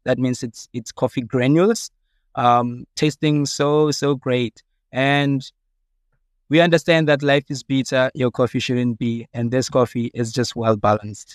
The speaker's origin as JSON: {"language": "English", "town": "Evaton", "region": "Gauteng", "country": "South Africa", "tie": "born or raised there", "said": "I'm from Vaal in Everton. Um, I grew up there in the Vaal, very disadvantaged"}